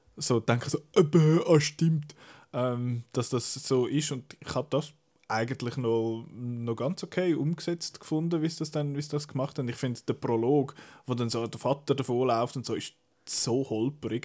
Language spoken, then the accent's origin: German; Switzerland; bei uns in der Schweiz